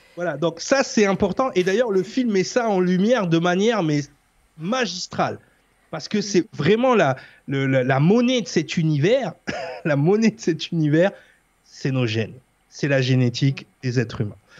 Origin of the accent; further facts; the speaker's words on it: France; pour nous en tant que Français